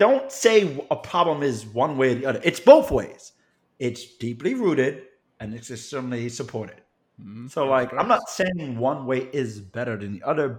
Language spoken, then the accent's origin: English; New York City, New York, United States; I actually count it as a deep blessing of my existence that I grew up in the Bronx. Bronx was very much mixed race